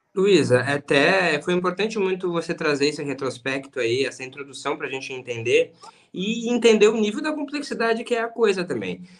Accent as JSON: {"language": "Portuguese", "region": "Rio Grande do Sul", "country": "Brazil", "said": "Eu também sou gaúcho."}